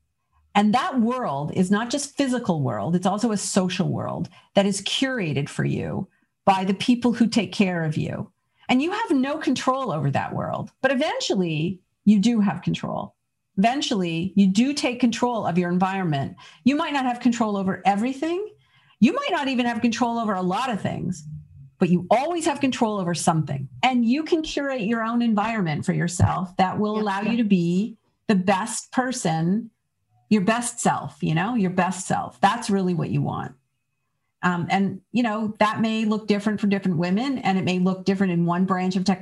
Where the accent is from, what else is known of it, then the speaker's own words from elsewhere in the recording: Canada; now in United States; I grew up in Canada